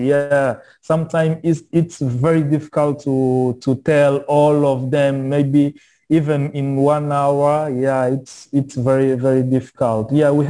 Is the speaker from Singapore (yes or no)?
no; north, Angola; English is a second language; in my case, I'm from Bakongo. My ethnic group is Bakongo. We live in the north of the country. Yeah, in the north of the country, we can talk Kikongo